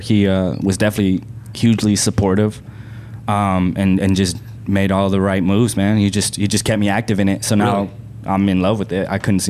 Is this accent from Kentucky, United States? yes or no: no; San Antonio, Texas, United States; moved away; also born or lived in Okinawa, Japan / Austin, Texas; I grew up in San Antonio, but Austin for everything entertainment, that's where I had to go.